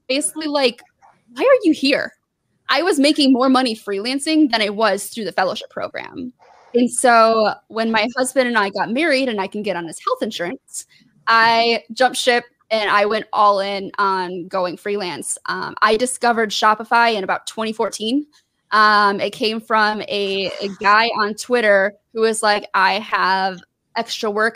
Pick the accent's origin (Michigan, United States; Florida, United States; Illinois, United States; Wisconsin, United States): Michigan, United States; southeast; moved away; also born or lived in Georgia; I grew up maybe like 40, about 30 to 45 minutes away from Detroit. Really, really south, like southeast Michigan